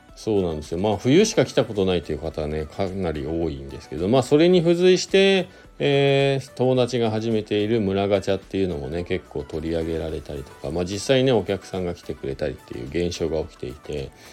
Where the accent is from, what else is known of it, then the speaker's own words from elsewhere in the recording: Shizuoka, Japan; now in Hakuba, Japan; 静岡地元が静岡なんですけど帰って